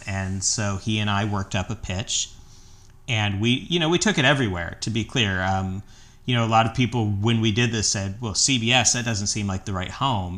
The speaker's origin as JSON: {"language": "English", "area": "the Ozarks", "region": "Missouri", "country": "United States", "also_born_or_lived": "New York City", "moved": "as an adult", "lives_now": "Los Angeles, United States", "said": "I'm originally from the Ozarks, and, and I, I went to the University of Missouri"}